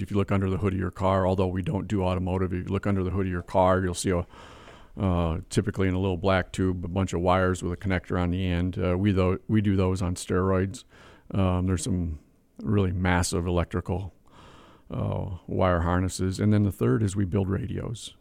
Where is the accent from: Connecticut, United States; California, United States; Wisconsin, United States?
Wisconsin, United States; Whitehall; I was born in Whitehall, Wisconsin, population fourteen sixty-one.